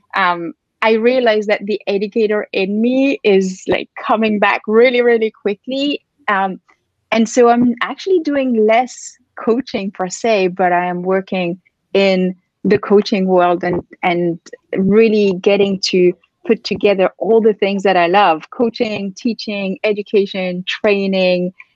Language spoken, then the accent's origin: English; France; moved away as an adult; also born or lived in London / Barcelona / Philippines / Bali; now in New York, United States; I grew up in France